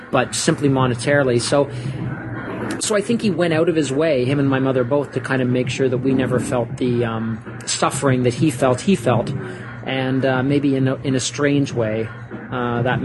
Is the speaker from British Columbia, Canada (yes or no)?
no; St. Catharines, Ontario, Canada; also born or lived in Niagara Falls; now in Toronto, Canada; I'm a son of Niagara Falls. I grew up in St. Catharines, which is about 20 minutes away